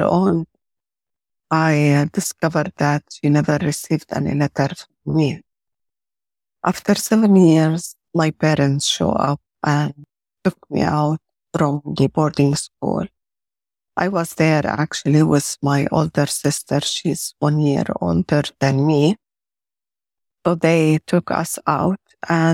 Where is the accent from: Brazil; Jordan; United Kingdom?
Jordan; I was born and grew up in Jordan